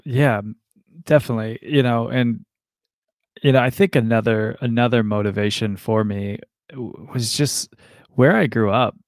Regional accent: Ashland, Ohio, United States; I grew up in Ashland, Ohio

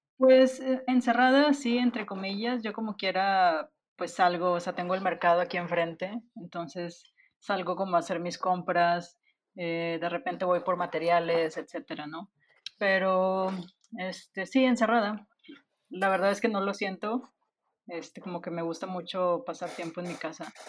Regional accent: Monterrey, Nuevo León, Mexico; soy de Monterrey

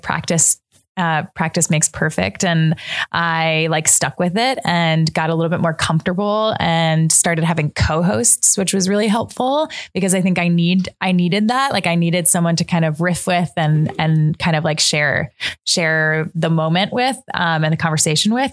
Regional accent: Long Island, New York, United States; also born or lived in New Hampshire; now in Brooklyn, United States; I am from New York. I grew up mostly on Long Island, but my whole family is from South Brooklyn

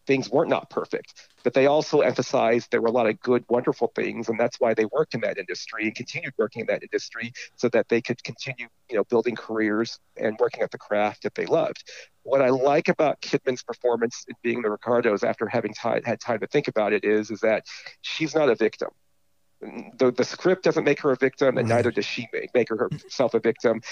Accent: Southern California, United States; I grew up in Southern California

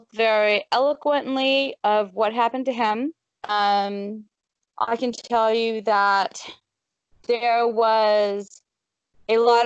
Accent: Gulf of Mexico, South Texas, United States; moved away as an adult; also born or lived in Dallas, Texas; I'm from South Texas, so I grew up on the Gulf of Mexico, but I moved to Dallas for 20-something years, and then we came up here in 2004

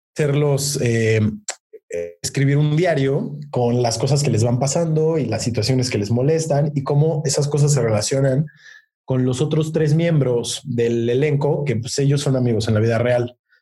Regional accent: Mexico; soy mexicano, tengo 26 años

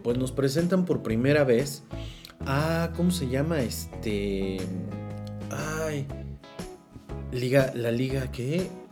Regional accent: Mexico; yo soy de México

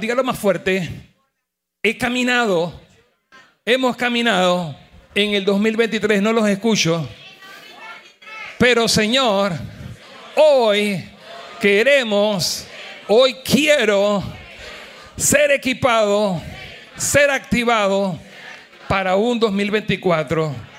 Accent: Panama; con mi esposa somos panameños los dos

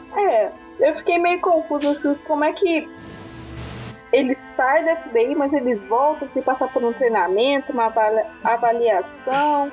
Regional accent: Brazil; como brasileira

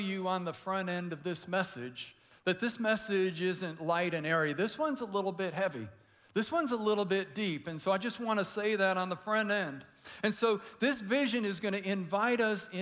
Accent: Detroit, Michigan, United States; I grew up in Detroit

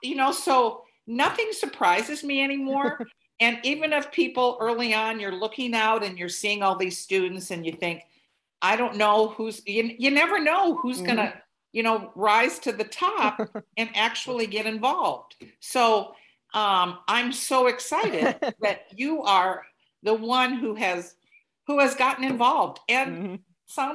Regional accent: North Dakota, United States; moved away; also born or lived in Bloomington, Indiana; I am actually originally from North Dakota

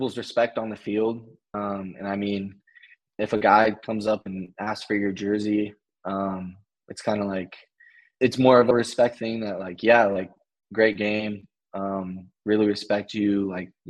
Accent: Portland, Oregon, United States; moved away as an adult; now in Charlotte, United States; growing up in Portland, the rain and the weather really shapes you

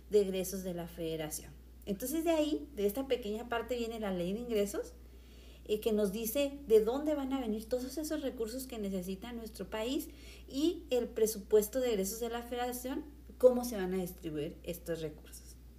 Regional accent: Mexico; nosotros como mexicanos

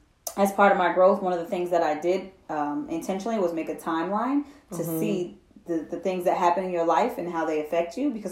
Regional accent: Hudson, New York, United States; I'm from Hudson, New York.

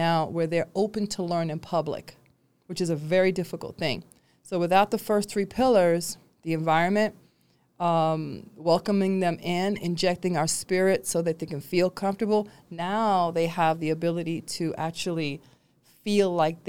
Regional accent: New York, United States; A child, I grew up in New York, and I'm used to having, I'm not used to people being separated.

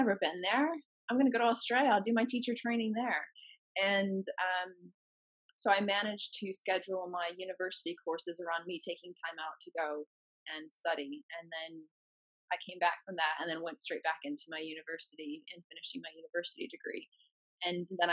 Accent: the Midwest of the US, United States; moved away; my hometown, which is in the Midwest of the US

